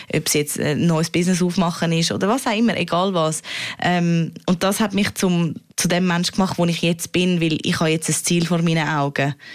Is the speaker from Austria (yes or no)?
no; Switzerland; als Schweizerin dort unten